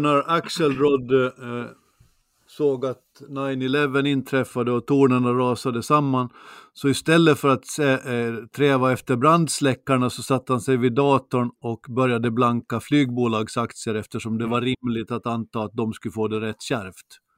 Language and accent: Swedish; Finström, Åland Islands; När jag växte upp i Finström var det nästan aldrig mer än minus 20